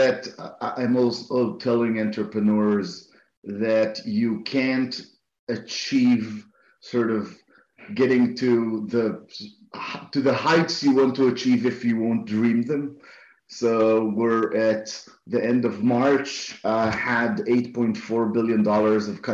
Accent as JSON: {"language": "English", "country": "Israel", "said": "I'm from Israel"}